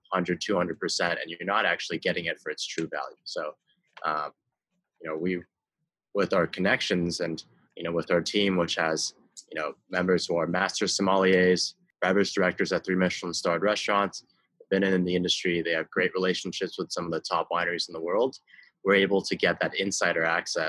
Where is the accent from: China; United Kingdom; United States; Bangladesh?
China; Beijing; I grew up in Beijing.